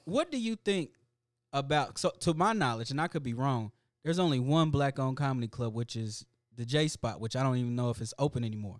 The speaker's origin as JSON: {"language": "English", "town": "Indianapolis", "region": "Indiana", "country": "United States", "tie": "born or raised there", "said": "I come from Irvington, Indianapolis. That used to be the headquarters of the Ku Klux Klan."}